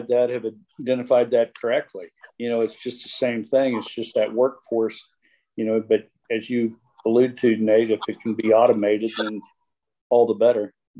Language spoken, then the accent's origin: English; Chillicothe, Missouri, United States; I grew up in Chillicothe, Missouri